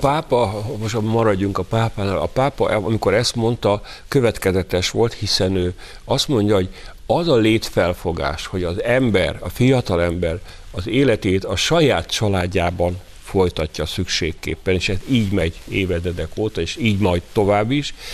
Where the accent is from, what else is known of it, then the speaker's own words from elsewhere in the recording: Hungary; Mi magyarok